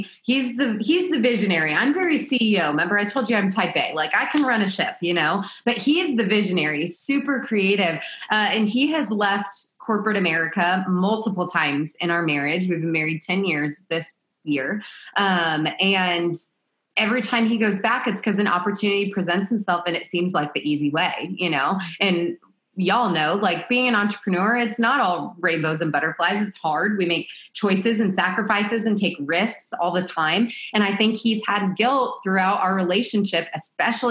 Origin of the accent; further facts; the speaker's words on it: Kansas, United States; moved away as an adult; also born or lived in San Diego; I'm from Kansas